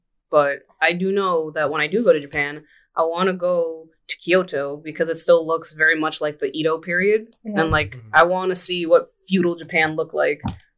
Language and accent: English; Dominican Republic; No one ever guesses that I'm Dominican.